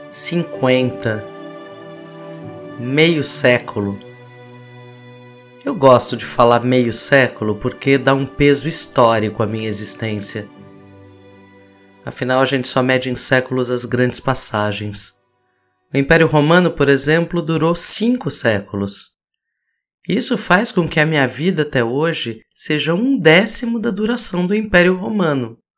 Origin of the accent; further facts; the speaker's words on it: Laranjal Paulista, São Paulo, Brazil; born there; Eu nasci às sete da manhã na Santa Casa de Laranjal Paulista.